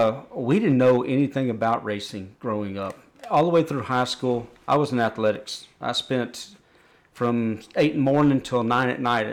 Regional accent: Buda, Texas, United States; also born or lived in Austin, Texas; from South Austin. Born in Austin, raised down Buda. Went to Hayes High School

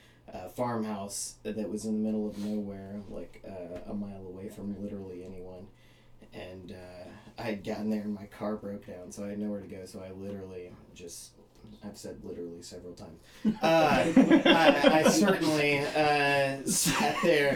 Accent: Huntsville, United States; moved away as an adult; also born or lived in Olympia, Washington; I grew up in Huntsville, and I fell in love, and I moved to Olympia, and life happens, and I found my way back.

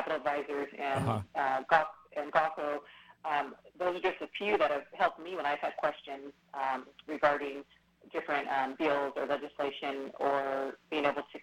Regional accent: Fresno Valley, California, United States; we grew up in the Fresno Valley area, and we talked about growing up in farm area

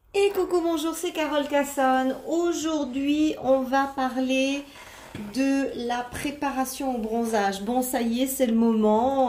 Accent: Lorraine, Grand Est, France; moved away as an adult; also born or lived in south of France; bien que je sois à cent pour cent d'origine italienne, j'ai quand même, je suis née en Lorraine et j'ai vécu en Lorraine, euh, vingt-quatre ans

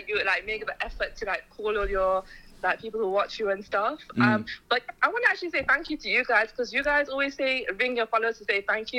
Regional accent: Leicester, East Midlands, United Kingdom; My parents are from India. But yeah, I've always lived in Leicester.

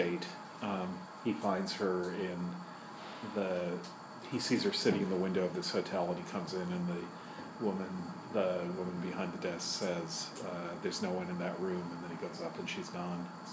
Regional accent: New York City, New York, United States; I'm from Manhattan, which is a different borough

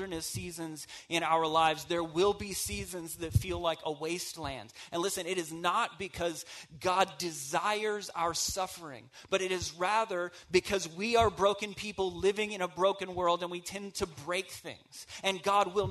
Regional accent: the South, United States; I'm from the South

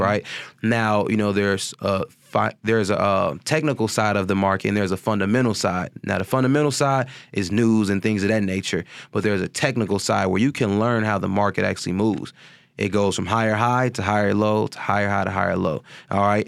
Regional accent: Chicago, Illinois, United States; also born or lived in California; I was raised in High Park from, you know, I would say, like, nine to, you know, at least when I was nineteen when I had finally moved out

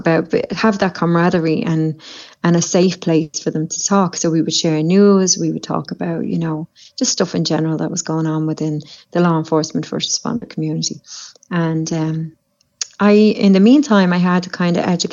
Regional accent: Dublin, Leinster, Ireland; moved away; I come from Dublin in Ireland, and I have family in law enforcement in Ireland

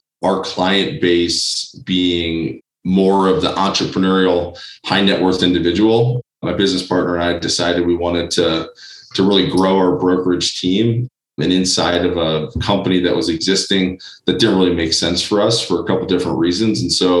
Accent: Chicago, Illinois, United States; moved away as an adult; now in Denver, United States; I grew up in Chicago. I ended up in Denver, Colorado, going to the University of Denver. So once I landed here, like most people, decided to stay.

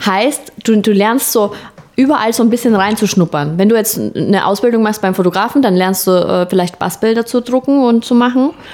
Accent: Austria; accent: leicht österreichischer Akzent; Habe ich natürlich als Österreicherin mit meinem perfekten Hochdeutsch

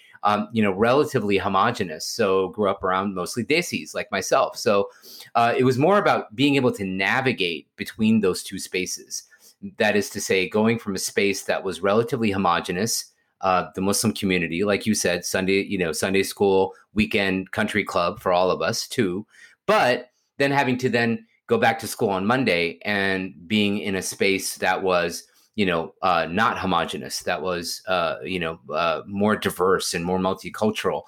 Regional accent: Houston, Texas, United States; I grew up in Houston

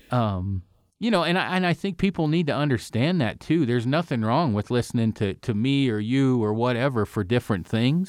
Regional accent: Oregon, United States; moved away; I'm from Oregon.

